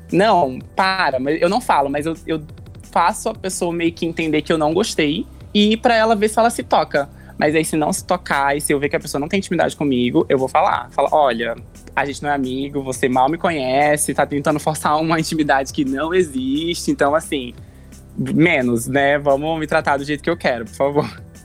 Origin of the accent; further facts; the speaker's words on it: Porto Velho, Rondônia, Brazil; now in São Paulo, Brazil; eu não sou daqui de São Paulo, né? Eu sou de Rondônia, é, da capital.